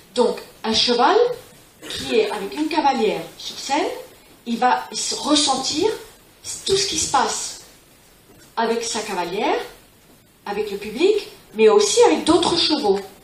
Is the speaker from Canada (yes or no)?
no; Spain; also born or lived in California; je suis élevée en Espagne